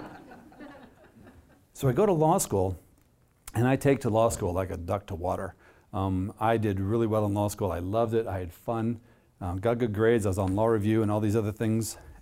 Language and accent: English; Jefferson City, Missouri, United States; now in Minnesota, United States; my hometown of Jefferson City, Missouri